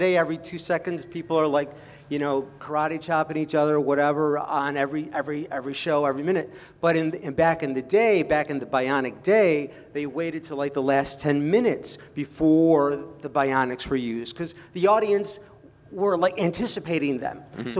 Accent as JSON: {"language": "English", "town": "Rochester", "region": "New York", "country": "United States", "said": "I'm from Rochester, New York"}